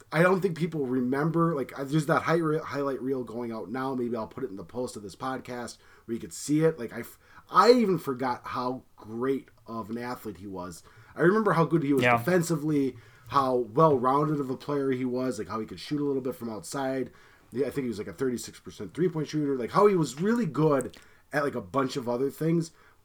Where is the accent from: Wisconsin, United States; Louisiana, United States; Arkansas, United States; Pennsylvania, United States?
Pennsylvania, United States; I'm not from New York. I'm from Pennsylvania.